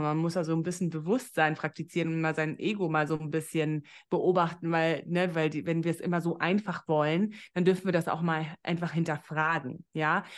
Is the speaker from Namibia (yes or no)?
yes; Namibia; moved away as an adult; also born or lived in Berlin; ich komme ja aus Namibia